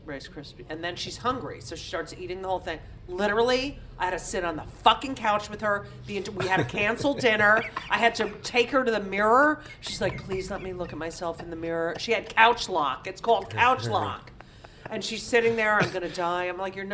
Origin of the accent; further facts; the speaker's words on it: New Jersey, United States; I grew up in New Jersey